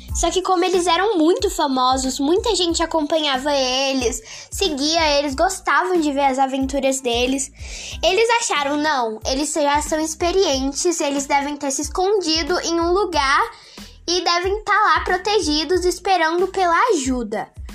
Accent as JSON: {"language": "Portuguese", "town": "Brasília", "region": "Federal District", "country": "Brazil", "said": "eu tenho 12 anos, sou de Brasília"}